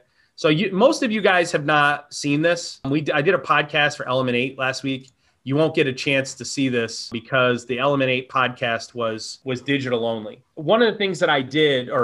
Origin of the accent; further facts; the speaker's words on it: upstate New York, United States; also born or lived in Texas; I'm from Texas, but I grew up in upstate New York.